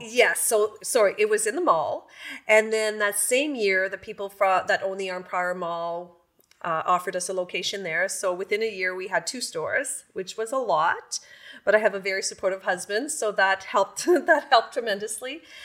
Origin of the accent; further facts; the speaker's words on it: Campbell's Bay, Quebec, Canada; also born or lived in Pembroke, Ontario; now in Renfrew, Canada; I'm originally from the Quebec side. I'm from Camel's Bay, but lived in Pembroke for, I guess, over forty years.